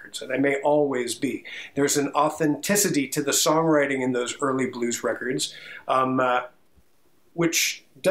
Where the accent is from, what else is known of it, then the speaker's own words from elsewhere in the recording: Overland Park, Kansas, United States; I spent time growing up in Overland Park